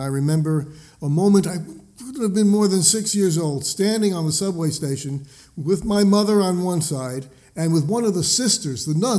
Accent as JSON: {"language": "English", "town": "New York City", "region": "New York", "country": "United States", "tie": "born or raised there", "moved": "yes", "lives_now": "Bellingham, United States", "said": "I am a Jewish believer in Jesus the Messiah. I was born actually in the Holy Land, New York City. And now I live here in, I live in Bellingham, Washington"}